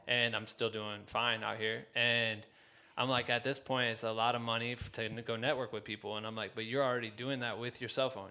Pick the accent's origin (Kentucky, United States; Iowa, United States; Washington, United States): Iowa, United States; my hometown in the state of fucking Iowa